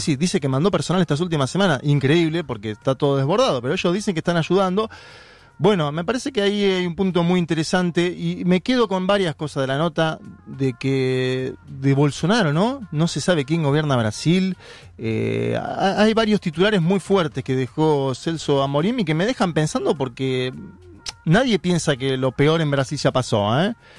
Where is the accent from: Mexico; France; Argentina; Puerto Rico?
Argentina; Villa Ballester, Buenos Aires Province; Yo nací en la capital federal